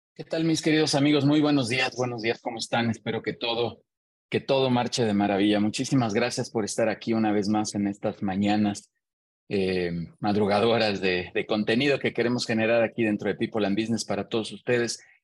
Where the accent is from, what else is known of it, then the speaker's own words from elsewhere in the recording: Mexico; soy mexicano